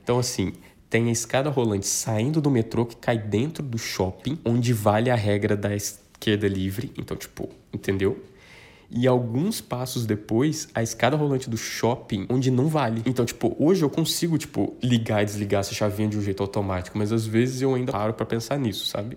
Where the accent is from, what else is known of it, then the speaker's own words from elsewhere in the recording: southern Minas Gerais, Brazil; moved away as an adult; now in São Paulo, Brazil; eu já disse que sou do sul de Minas, mas mudei para São Paulo em 2014